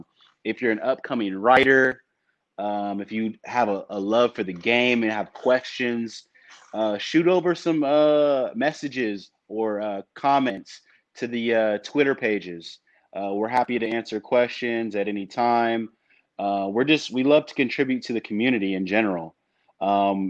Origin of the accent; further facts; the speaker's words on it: San Francisco, California, United States; now in Sacramento, United States; I was born in the Bay Area, the San Francisco area. But have since migrated for my job and college to Sacramento